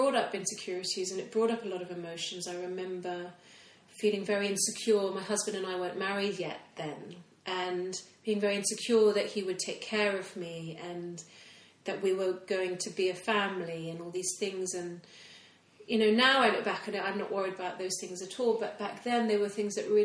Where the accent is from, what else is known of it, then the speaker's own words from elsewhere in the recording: Hong Kong; moved away; I grew up in Hong Kong.